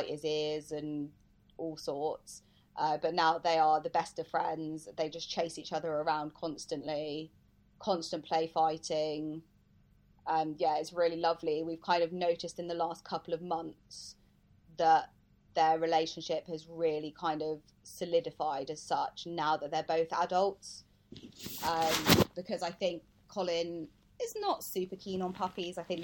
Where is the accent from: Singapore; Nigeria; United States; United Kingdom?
United Kingdom; I am British.